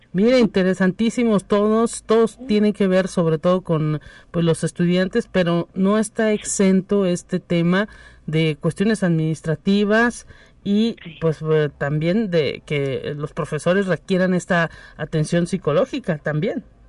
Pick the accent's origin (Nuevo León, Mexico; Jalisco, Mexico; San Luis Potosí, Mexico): San Luis Potosí, Mexico; somos los potosinos privilegiados